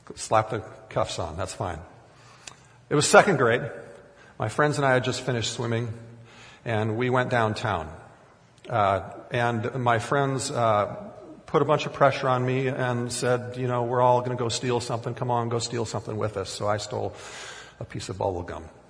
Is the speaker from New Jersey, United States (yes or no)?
no; Minnesota, United States; growing up in Minnesota, we had an aquarium for many years with swordtail fish